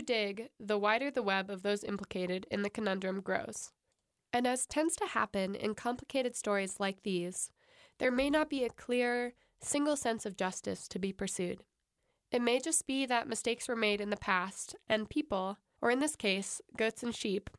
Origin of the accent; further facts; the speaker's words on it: Montana, United States; while at the University of Montana, shout out to my home state